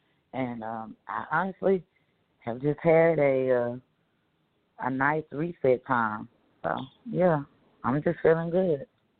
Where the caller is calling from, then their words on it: Dallas, Texas, United States; I'm calling from Dallas.